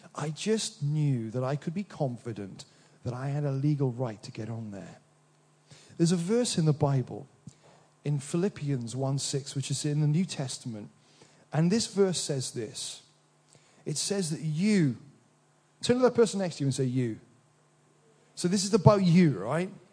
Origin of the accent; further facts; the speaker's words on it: Wales, United Kingdom; in this little village I grew up in Wales